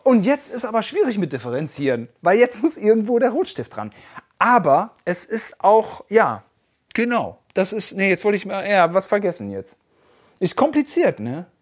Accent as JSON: {"language": "German", "region": "West Germany", "country": "Germany", "said": "Wir sind Westdeutsche"}